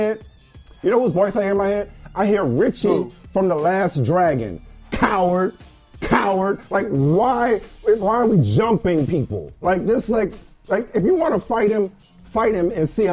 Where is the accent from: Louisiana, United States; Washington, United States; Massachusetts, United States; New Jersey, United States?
Louisiana, United States; New Orleans; when I was growing up in New Orleans